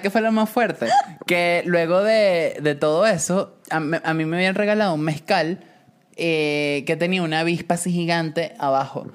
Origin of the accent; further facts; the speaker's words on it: Venezuela; moved away; cuando me fui de Venezuela